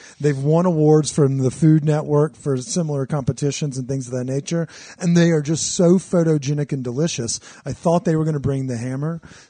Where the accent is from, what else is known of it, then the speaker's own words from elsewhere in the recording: the South, United States; like where we grew up in the South.